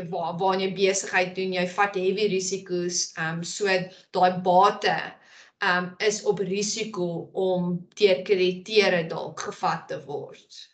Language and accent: Afrikaans; South Africa; ons as Suid-Afrikaners